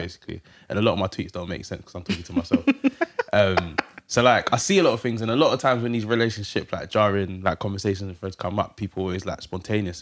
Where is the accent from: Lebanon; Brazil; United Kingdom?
United Kingdom; London; I'm from Hackney.